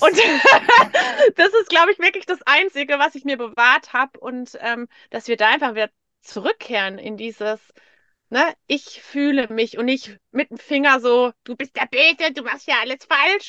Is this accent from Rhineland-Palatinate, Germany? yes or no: yes; Bad Bergzabern, Rhineland-Palatinate, Germany; moved away; im Ursprung bin ich so aus Bad Bergzabern